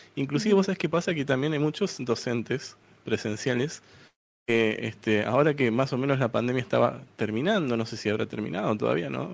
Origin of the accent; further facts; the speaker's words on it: Buenos Aires, Argentina; de Buenos Aires, Argentina